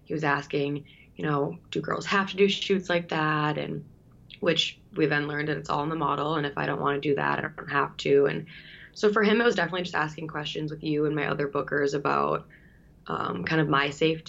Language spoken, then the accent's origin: English; Bloomington, Minnesota, United States; I grew up in Bloomington, Minnesota